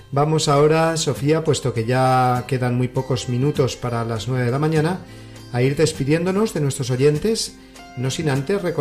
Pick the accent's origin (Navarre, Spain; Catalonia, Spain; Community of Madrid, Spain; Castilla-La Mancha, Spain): Community of Madrid, Spain; Madrid; moved away as an adult; now in Rome, Italy; después de seis años de estancia en Roma, pues me toca regresar a España, a la Archidiócesis de Madrid a la que pertenezco.